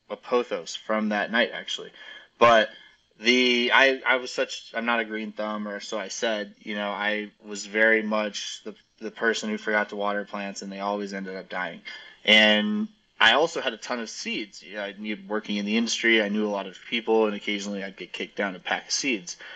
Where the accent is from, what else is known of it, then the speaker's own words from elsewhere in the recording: Arizona, United States; now in Colorado, United States; originally, I'm from Arizona, and I moved kind of all over the country, but ended up at Mizzou in Missouri for college